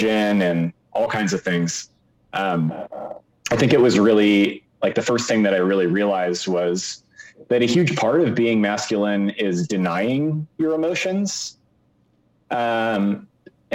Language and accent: English; Seattle, Washington, United States; I grew up in the Seattle area